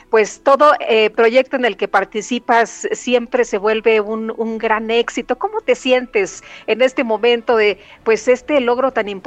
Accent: Mexico; now in New York, United States; siempre se siente uno como mexicano muy, muy contento.

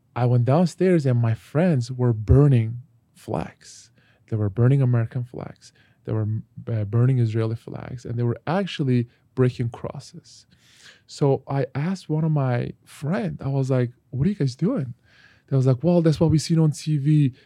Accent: Turkey; moved away; my home country, Turkey

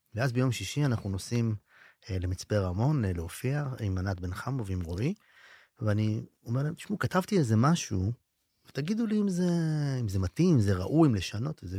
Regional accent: Israel; אני מקיבוץ אחר או מאזור אחר

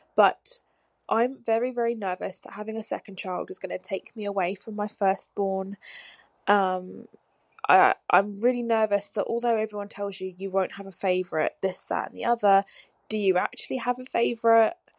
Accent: Scotland, United Kingdom; I'm from Scotland.

